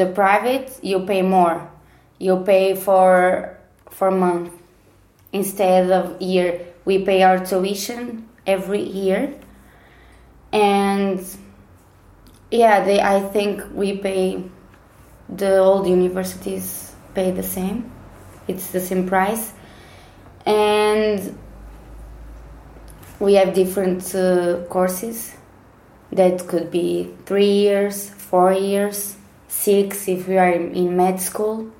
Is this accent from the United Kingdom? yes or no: no; Porto, Norte, Portugal; I'm from Porto in Portugal, and I think it was good to grow up in Porto